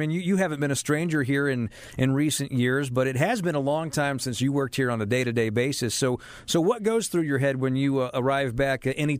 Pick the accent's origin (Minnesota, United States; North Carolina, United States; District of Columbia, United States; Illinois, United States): North Carolina, United States; Charlotte; I grew up in Charlotte